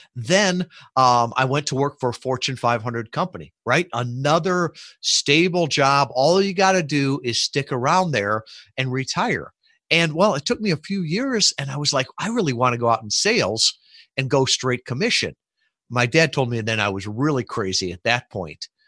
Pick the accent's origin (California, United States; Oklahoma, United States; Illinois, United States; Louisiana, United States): Illinois, United States; Chicago; moved away; I grew up in the Midwest shub, suburbs of Chicago.